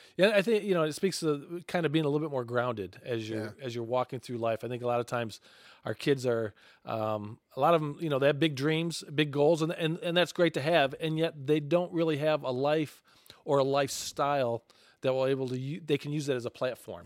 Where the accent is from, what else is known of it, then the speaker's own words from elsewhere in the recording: Michigan, United States; Growing up in Michigan